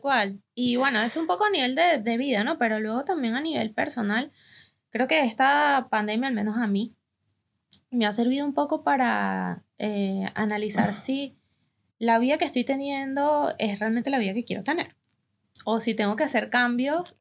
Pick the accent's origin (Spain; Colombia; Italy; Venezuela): Venezuela; now in Argentina; nosotras que venimos desde Venezuela